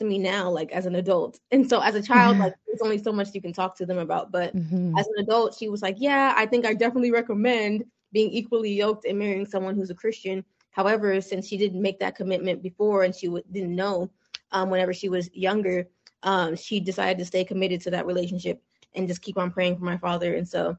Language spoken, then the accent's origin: English; United States; also born or lived in Nigeria; I was born over there, and then we actually came over to the United States as a child. So it was actually an interesting experience for me growing up in the United States